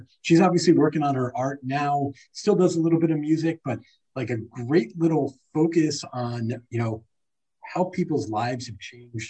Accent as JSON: {"language": "English", "region": "New York area", "country": "United States", "said": "being from the New York area"}